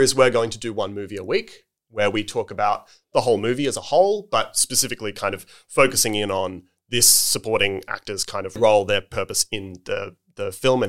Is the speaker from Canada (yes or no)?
no; Australia; because we're Australian